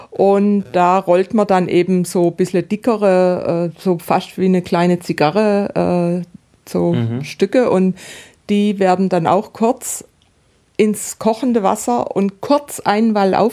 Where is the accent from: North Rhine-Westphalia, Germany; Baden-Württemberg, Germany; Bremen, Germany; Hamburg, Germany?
Baden-Württemberg, Germany; Und da gibt es, also ich komme ja aus dem Südbadischen und im Südbadischen gibt es die Bubespitzle